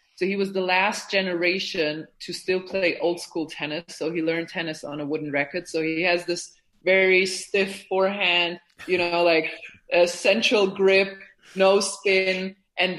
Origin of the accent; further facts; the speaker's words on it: Germany; also born or lived in Bosnia; So I was born in Bosnia, which was back then part of Yugoslavia. It was socialist, and my parents came to Germany 2 or 3 years before the war started, because it was already getting a little bit, there was already tension in Yugoslavia.